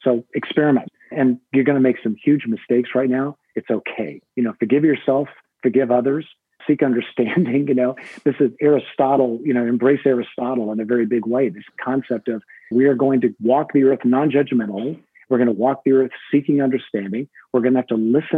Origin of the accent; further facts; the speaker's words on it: United States; I'm an American